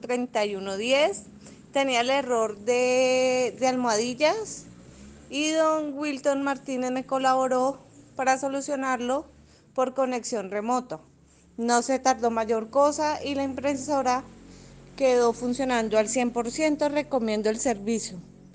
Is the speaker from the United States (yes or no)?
no; Colombia; soy de Colombia